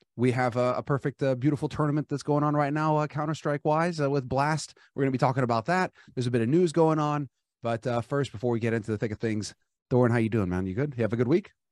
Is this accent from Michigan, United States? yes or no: no; Los Angeles, California, United States; I grew up in Los Angeles